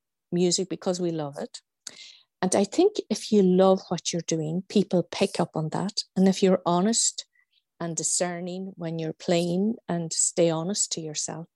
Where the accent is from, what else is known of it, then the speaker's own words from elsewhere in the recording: Gaeltacht area of northwest Donegal, County Donegal, Ireland; we come from the Gaeltacht area of northwest Donegal